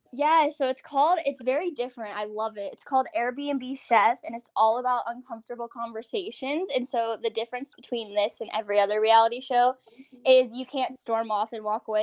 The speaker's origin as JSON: {"language": "English", "region": "Virginia", "country": "United States", "also_born_or_lived": "New York City", "moved": "as an adult", "lives_now": "Los Angeles, United States", "said": "I'm from Virginia originally, and I was always like that theater kid"}